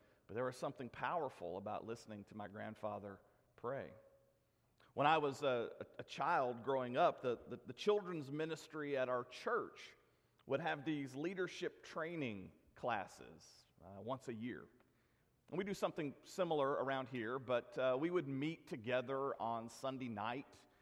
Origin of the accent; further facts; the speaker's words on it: Lebanon, Tennessee, United States; he was the headmaster at Castle Heights Military Academy in my hometown